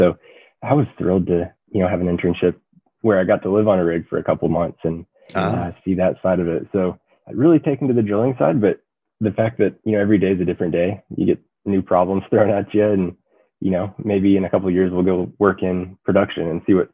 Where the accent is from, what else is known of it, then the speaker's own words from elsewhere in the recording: Denver, Colorado, United States; moved away as an adult; now in Lubbock, United States; I grew up in Denver, Colorado